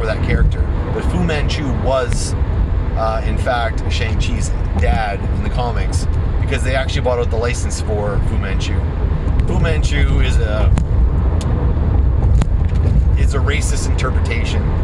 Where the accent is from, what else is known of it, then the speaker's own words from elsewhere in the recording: Canada; As a Canadian